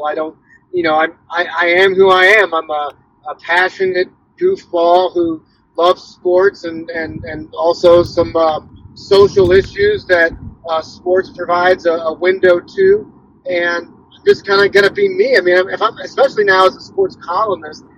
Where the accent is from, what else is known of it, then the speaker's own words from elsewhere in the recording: St. Louis, Missouri, United States; I'm from St. Louis, I write about St. Louis